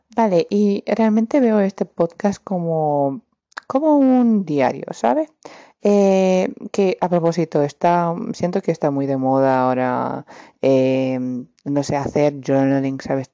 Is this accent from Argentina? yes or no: no; Romania; Spanish is a second language; Soy de Rumanía